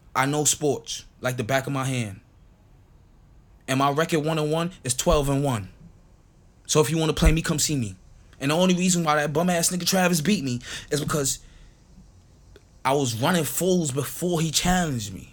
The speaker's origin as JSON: {"language": "English", "country": "St. Kitts & Nevis", "tie": "born or raised there", "second_language": "English", "moved": "yes", "lives_now": "United States", "said": "I wasn't born here. I wasn't born in America. I was born in St. Kitts. So therefore, my English not that good"}